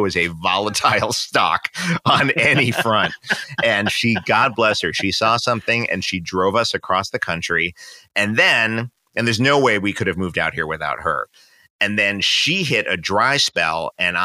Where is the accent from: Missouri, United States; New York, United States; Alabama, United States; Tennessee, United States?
New York, United States; New York City; moved away as an adult; now in Los Angeles, United States; I had just turned 30 in New York, which is the city I grew up